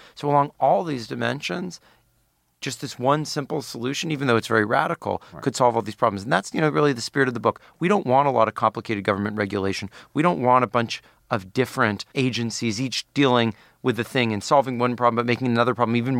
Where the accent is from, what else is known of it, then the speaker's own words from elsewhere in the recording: Palo Alto, California, United States; That's where I'm from.